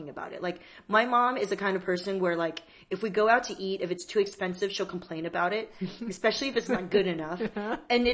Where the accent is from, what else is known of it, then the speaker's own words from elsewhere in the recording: Torrance, California, United States; also born or lived in Taipei, Taiwan; growing up in Torrance, like in the 90s